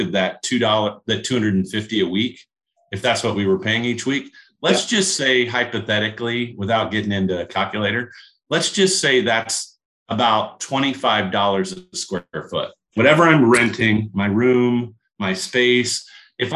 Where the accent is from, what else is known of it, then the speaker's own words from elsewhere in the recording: Kokomo, Indiana, United States; a little blue collar town like I grew up in Kokomo, Indiana